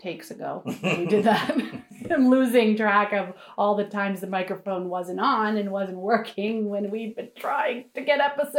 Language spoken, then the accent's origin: English; North Providence, Rhode Island, United States; I am from Rhode Island also. And I am from North Providence, Rhode Island, which does have its own accent, but I don't really have it.